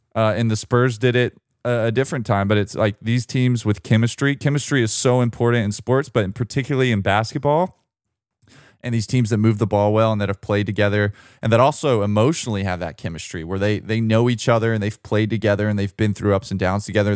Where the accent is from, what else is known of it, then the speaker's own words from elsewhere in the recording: United States; as an American basketball fan